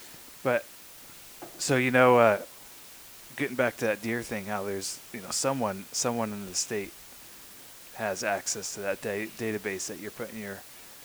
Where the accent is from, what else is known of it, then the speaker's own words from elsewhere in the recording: Yuba City, California, United States; I say Yuba City area.